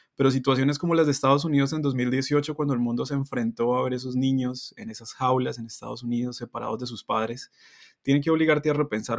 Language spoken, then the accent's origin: Spanish; Colombia; now in Canada; yo puedo ser un muy buen colombiano aquí cuando represento bien a mi país